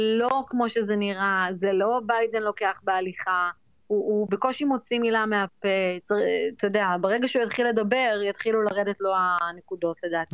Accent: Israel; now in New York, United States; אני ישראלית, אני יהודייה

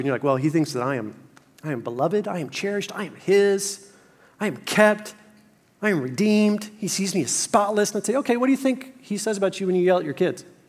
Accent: Fort Worth, Texas, United States; moved to my hometown of Fort Worth.

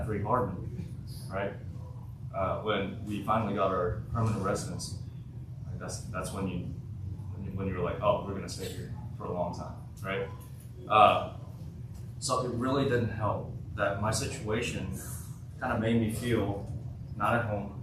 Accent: Martin, Tennessee, United States; also born or lived in South Korea; I was born in South Korea. I moved to the United States in 2006 when I was 9 years old to a little place called Martin, Tennessee.

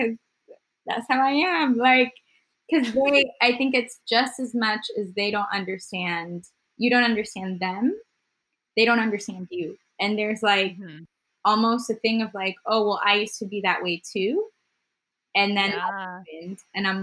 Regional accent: Houston, Texas, United States; also born or lived in Colombia / Nebraska; I came here when I was nine and I grew up in mini Colombia in Houston till I was 17

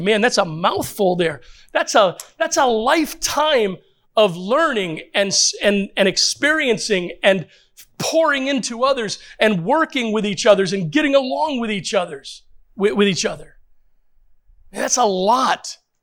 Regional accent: United States; I know we're Americans

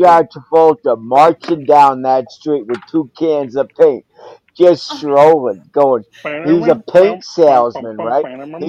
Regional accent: New York City, New York, United States; I grew up in New York City in 1970s

